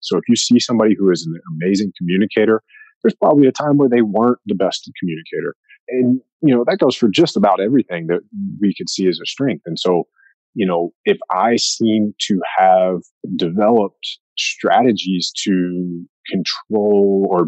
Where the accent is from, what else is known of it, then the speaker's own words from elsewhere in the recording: East Coast, United States; I grew up hunting whitetails on the East Coast